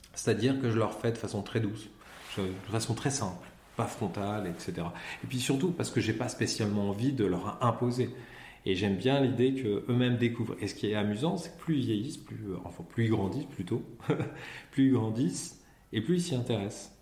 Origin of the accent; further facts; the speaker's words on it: Pontoise, Île-de-France, France; je suis né euh, le 7 juillet 1975 à Pontoise, qui est dans le 95